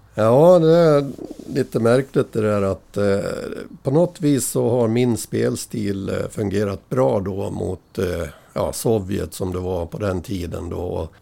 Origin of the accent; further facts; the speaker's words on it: Äppelbo, Dalarna County, Sweden; also born or lived in Dala-Järna; i Äppelbo, där är jag född, eh, ja, på Malungs BB rättare sagt